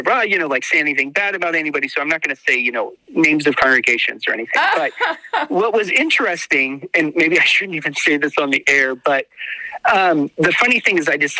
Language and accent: English; Oregon, United States; moved away as an adult; also born or lived in Los Angeles, California / Hungary; now in West Haven, United States; I grew up in Oregon